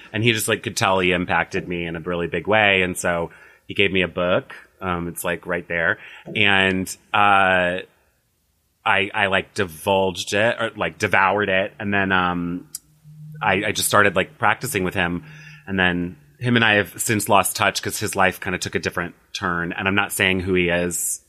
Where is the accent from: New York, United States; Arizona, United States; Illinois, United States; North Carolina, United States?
Illinois, United States; moved away as an adult; also born or lived in Las Vegas / Los Angeles; now in West Hollywood, United States; I'm from Illinois originally, moved to Las Vegas in twenty eleven